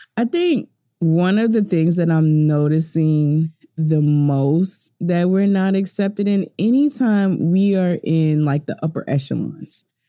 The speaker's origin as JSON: {"language": "English", "country": "United States", "said": "I'm an American"}